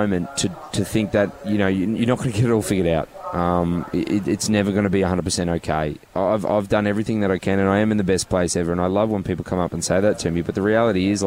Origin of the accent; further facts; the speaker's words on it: Goondiwindi, Queensland, Australia; I grew up in Gundawindi, a small country town